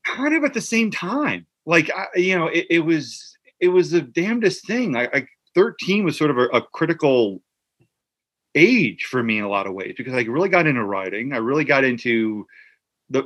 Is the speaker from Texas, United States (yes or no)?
no; New Jersey, United States; I grew up in Central Jersey